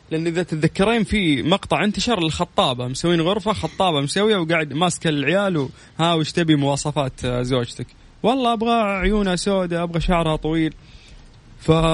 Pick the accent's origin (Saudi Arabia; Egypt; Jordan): Saudi Arabia; عندنا في السعوديه